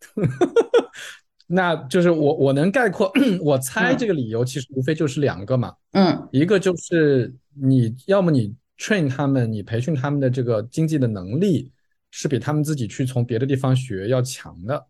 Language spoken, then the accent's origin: Chinese; China; 作为中国人